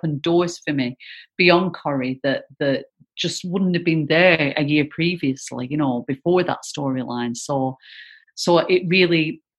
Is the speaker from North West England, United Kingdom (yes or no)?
yes; Bacup, North West England, United Kingdom; where I grew up in Bacup